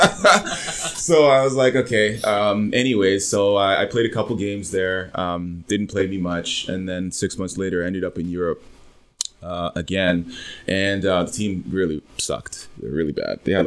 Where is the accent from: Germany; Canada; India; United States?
Canada; I, as a Canadian